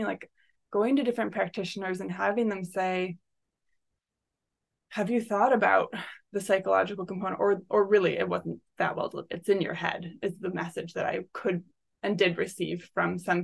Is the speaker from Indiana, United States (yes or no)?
no; rural Michigan, United States; I grew up in like rural Michigan